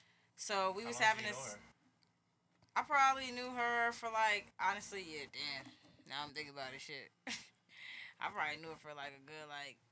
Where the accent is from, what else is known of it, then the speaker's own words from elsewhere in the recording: New Jersey, United States; But, yeah, I'm from Jersey.